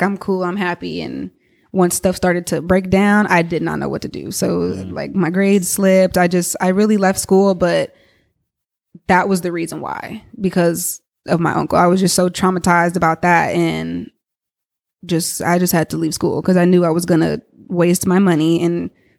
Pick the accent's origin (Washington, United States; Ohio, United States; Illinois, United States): Ohio, United States; Cincinnati; my mom had been living at the house actually where I grew up in Cincinnati, and she's still there.